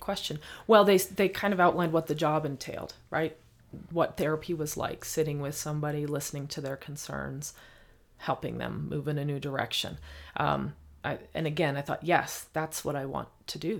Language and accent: English; Bloomington, Indiana, United States; growing up in Bloomington, Indiana